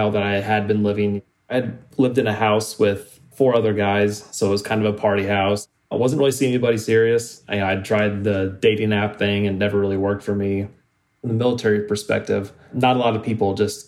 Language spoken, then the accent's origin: English; Elkhorn, Iowa, United States; now in Tennessee, United States; I'm from Elkhorn, Iowa